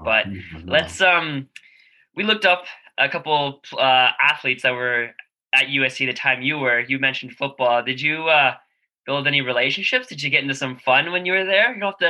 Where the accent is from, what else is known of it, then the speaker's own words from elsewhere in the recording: Toronto, Ontario, Canada; I'm from Toronto